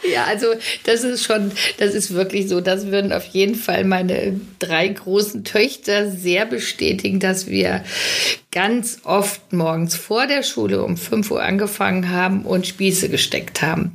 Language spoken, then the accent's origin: German; Witten, North Rhine-Westphalia, Germany; moved away; Wir kommen ja aus dem Ruhrgebiet alle. Äh, witten da sind wir her